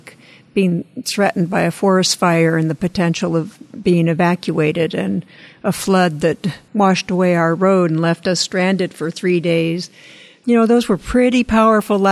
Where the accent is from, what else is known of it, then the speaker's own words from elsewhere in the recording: Midwest, United States; moved away; I grew up in the Midwest and the plains